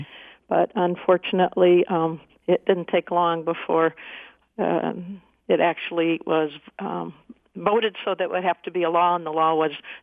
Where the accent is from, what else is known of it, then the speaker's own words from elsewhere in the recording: Waterford, United States; I grew up in Waterford